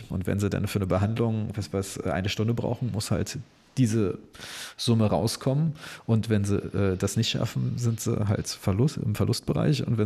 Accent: Berlin, Germany; Also ich kann als Berliner sagen, und äh, dass ich zwar in der gefühlt tollsten Stadt Deutschlands wohne

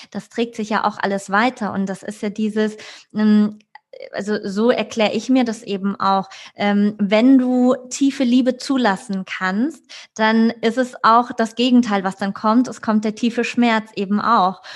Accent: Frankfurt, Hesse, Germany; ich komme aus Frankfurt, ja, Großstadt

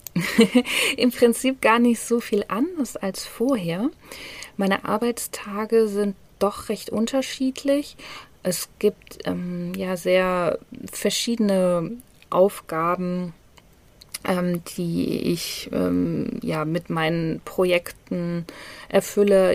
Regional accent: Hanover, Lower Saxony, Germany; moved away as an adult; now in Bali, Indonesia; nicht nur meine Wahlheimat, sondern auch meine ähm, tatsächliche Heimat. Also ich bin in Hannover geboren

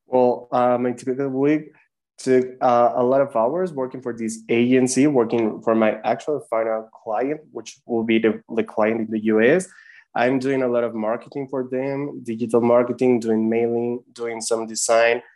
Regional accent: Mexico City, Mexico; I'm from Mexico, from Mexico City, actually.

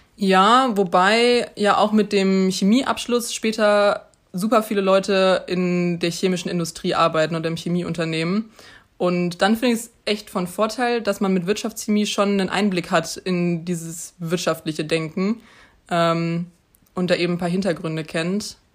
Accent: Münster, North Rhine-Westphalia, Germany; also born or lived in Mainz; ich komme eben aus Münster

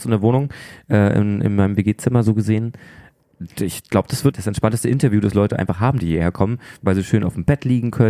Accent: Rostock, Mecklenburg-Vorpommern, Germany; born there; ja, äh, gebürtig aus Rostock, man hört es zum äh, großen Teil nicht mehr, aber manchmal kommt es vielleicht noch ein bisschen durch.

